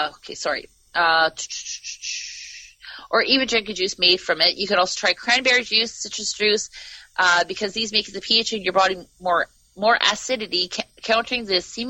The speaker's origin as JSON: {"language": "English", "country": "Canada", "said": "I'm from Canada."}